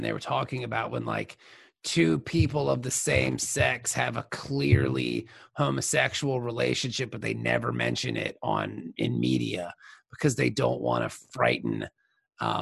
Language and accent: English; Virginia Beach, Virginia, United States; the local market that I grew up in, which was Virginia Beach